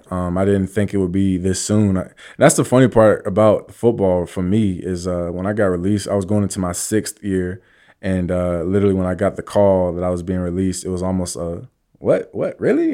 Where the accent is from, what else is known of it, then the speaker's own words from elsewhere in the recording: Virginia Beach, Virginia, United States; moved away; also born or lived in New York City, United States; I'm from Virginia Beach